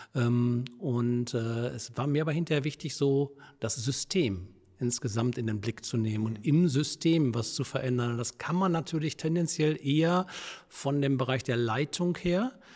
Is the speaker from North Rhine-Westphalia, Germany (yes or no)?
yes; Herne, North Rhine-Westphalia, Germany; also born or lived in Wesel; Ich komme aus dem Ruhrgebiet, also ich bin gebürtig in Wanne-Eickel